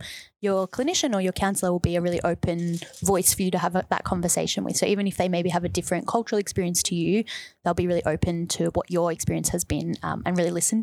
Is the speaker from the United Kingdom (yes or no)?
no; Wyndham, Victoria, Australia; I grew up in Wyndham